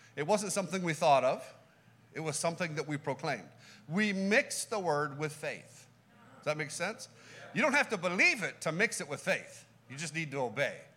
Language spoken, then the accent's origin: English; California, United States; We're from California